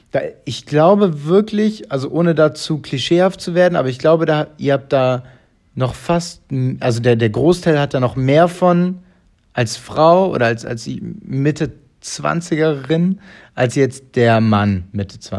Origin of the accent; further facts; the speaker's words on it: Italy; Ich bin ja, Italiener, ist doch jetzt gut.